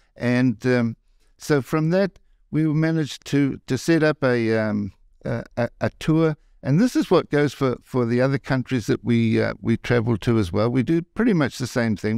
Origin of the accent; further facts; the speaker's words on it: New Zealand; moved away as an adult; now in Las Vegas, United States; I'm from New Zealand